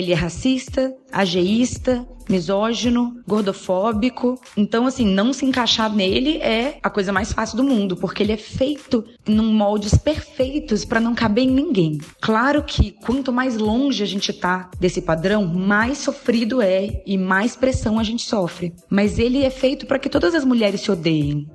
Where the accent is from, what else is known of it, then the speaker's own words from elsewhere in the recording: Belo Horizonte, Minas Gerais, Brazil; eu sou de Belo Horizonte, tenho 32 anos